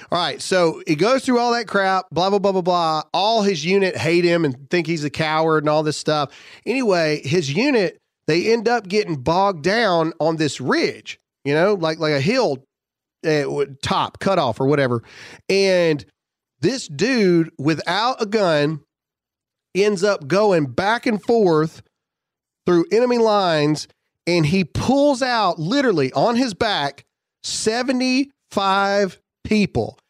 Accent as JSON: {"language": "English", "region": "Mississippi", "country": "United States", "tie": "born or raised there", "said": "it's my home state"}